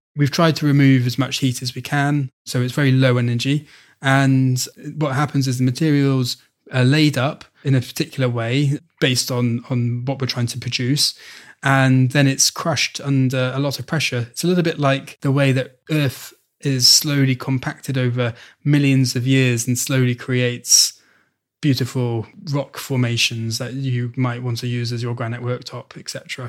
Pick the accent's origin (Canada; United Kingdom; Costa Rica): United Kingdom; Wales; moved away as an adult; I am actually Welsh. {S0} Oh, are you? Okay. {S1} Yeah, I was born in mid-Wales. So I have had a craving to return to Wales since leaving. When I first left in 2000